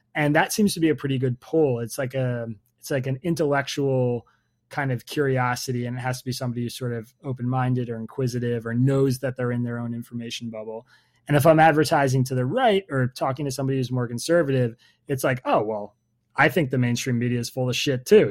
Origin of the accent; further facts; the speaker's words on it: United States; I am an American